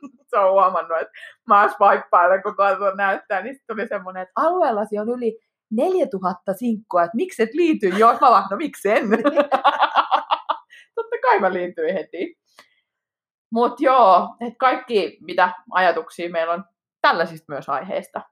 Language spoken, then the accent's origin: Finnish; Pori, Satakunta, Finland; now in Helsinki metropolitan area, Finland; olen Porista alun perin